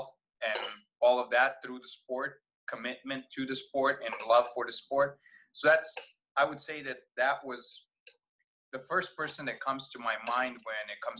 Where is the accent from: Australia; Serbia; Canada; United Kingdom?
Serbia; Vojvodina; now in United States; Growing up in Serbia, I mostly grew up with just Serbians around me, like 99%, right? Maybe a little bit of Hungarians because we border with them on the north, which is where I grew up